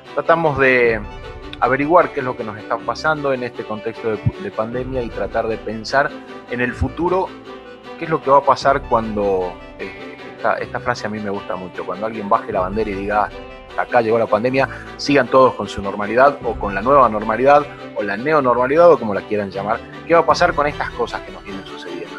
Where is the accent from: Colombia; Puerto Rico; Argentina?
Argentina; Salta; en Salta, de donde soy yo